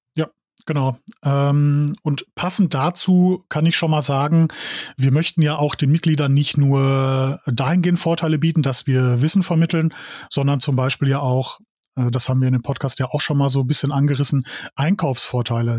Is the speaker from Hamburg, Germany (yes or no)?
no; Dorsten, North Rhine-Westphalia, Germany; ich komme aus Dorsten